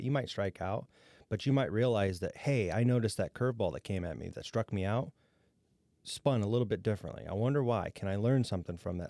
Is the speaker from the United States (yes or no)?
yes; Defiance County, Ohio, United States; I grew up in Defiance County, and my first economic development job was in Defiance County, Ohio